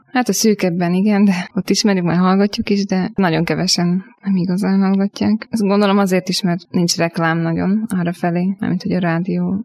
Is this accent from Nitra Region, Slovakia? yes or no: yes; Upper Hungary, Nitra Region, Slovakia; felvidékről származom.